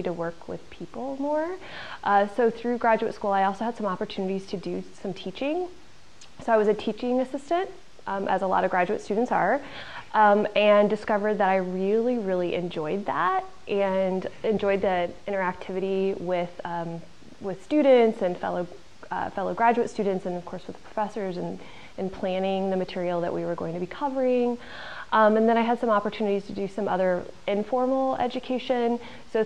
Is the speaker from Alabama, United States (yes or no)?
no; Illinois, United States; I grew up in the Midwest. I grew up in Illinois in a small farm community